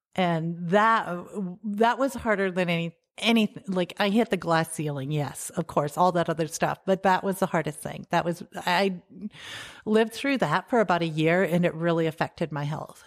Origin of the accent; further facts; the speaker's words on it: Salem, South Dakota, United States; also born or lived in Germany / California; I grew up here in South Dakota, close to Salem, uh, on a farm there.